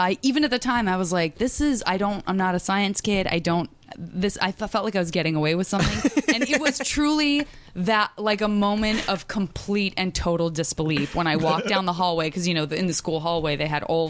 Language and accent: English; Tucson, Arizona, United States; And I'm from Tucson